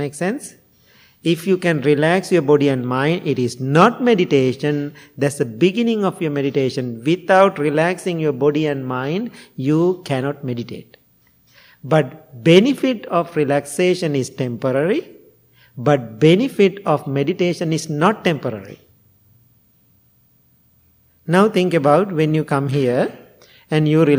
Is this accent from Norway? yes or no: no; Sri Lanka; English is a second language; now in United States; I'm coming from Sri Lanka